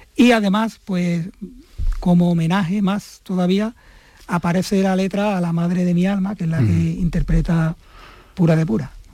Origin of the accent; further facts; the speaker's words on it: Mazagón, Andalusia, Spain; la localidad costera de Mazagón, que es de donde yo soy. Como bien he dicho antes, una, una zona en la cual yo he vivido 30, durante 32 años.